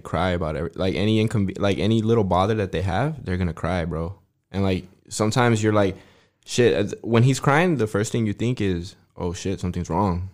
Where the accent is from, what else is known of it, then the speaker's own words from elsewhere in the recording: Fort Stockton, Texas, United States; I was born in Fort Stockton, Texas